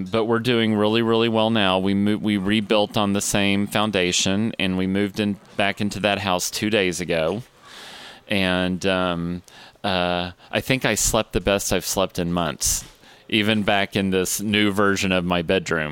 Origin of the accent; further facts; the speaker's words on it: Austin, Texas, United States; also born or lived in Dallas / Houston; I was born in Dallas. And when I was about 6 months old, my family moved to Austin.